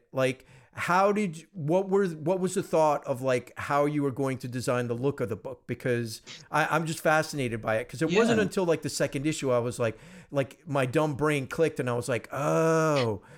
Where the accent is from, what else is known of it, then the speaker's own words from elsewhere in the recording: East Coast, United States; moved away; I'm from the East Coast originally.